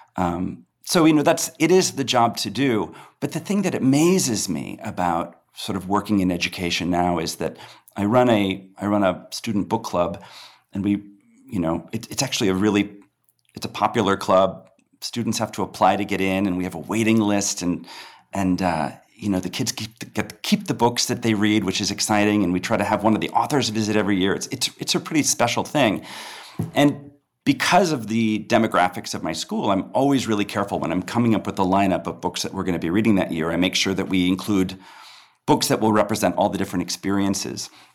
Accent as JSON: {"language": "English", "town": "Peoria", "region": "Illinois", "country": "United States", "tie": "born or raised there", "said": "I grew up in Peoria, Illinois"}